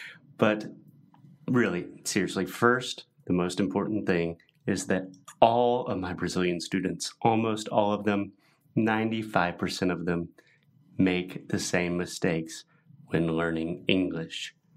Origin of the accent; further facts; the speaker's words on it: United States; I was born and raised in the U.S. in the United States